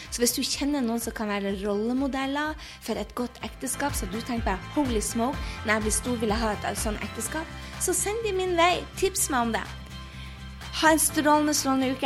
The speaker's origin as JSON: {"language": "Norwegian", "region": "Northern Norway", "country": "Norway", "also_born_or_lived": "United States / France", "moved": "as an adult", "said": "jeg kommer fra Nord-Norge, så jeg sier vi ikke 'vær så snill' og 'tusen takk'"}